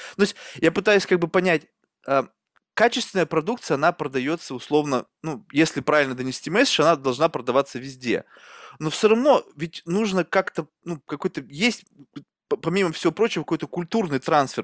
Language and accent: Russian; Russia; also born or lived in Spain; я сам вырос в России